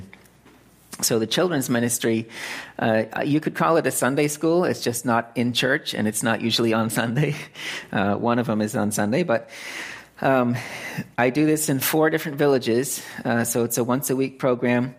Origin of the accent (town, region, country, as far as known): Lancaster, Massachusetts, United States; born or raised there; moved away as an adult; also born or lived in California; now in Phnom Penh, Cambodia